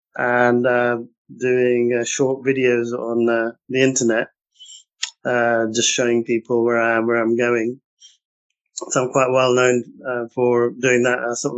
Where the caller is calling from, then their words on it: London, United Kingdom; I'm actually sitting in the heart of London in Mayfair, in our offices in a boardroom, believe it or not.